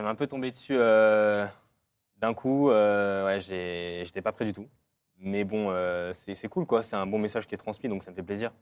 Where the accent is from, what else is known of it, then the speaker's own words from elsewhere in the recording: France; suis français européen